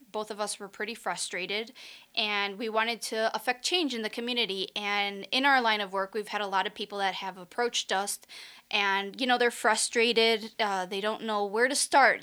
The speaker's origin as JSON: {"language": "English", "region": "Chihuahua", "country": "Mexico", "tie": "born or raised there", "also_born_or_lived": "Michigan", "moved": "as an adult", "lives_now": "Las Vegas, United States", "said": "I am originally from Mexico, from the state of Chihuahua, born and raised, and I came to the U.S. for college"}